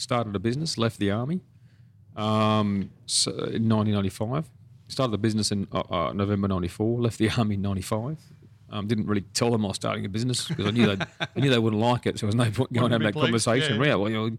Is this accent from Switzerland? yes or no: no; Australia; Then I don't come from Rockhampton or Emerald or Cloncurry. I grew up in the Australian Army.